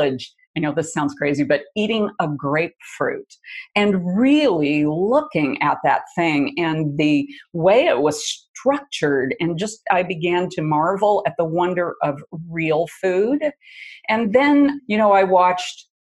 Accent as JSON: {"language": "English", "region": "Midwest", "country": "United States", "tie": "born or raised there", "moved": "yes", "said": "I grew up in the Midwest in the 50s"}